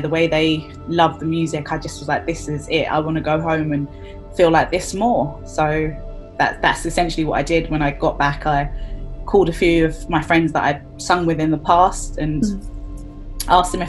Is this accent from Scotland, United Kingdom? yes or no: no; London, United Kingdom; I am a girl from Brixton in South London